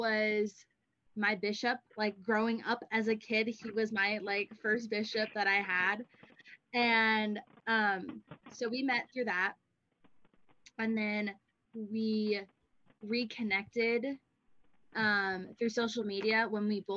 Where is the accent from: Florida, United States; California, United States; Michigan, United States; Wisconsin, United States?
California, United States; moved away as an adult; also born or lived in Idaho; now in Rexburg, United States; I am originally from California, but I am up here at BYUI studying communications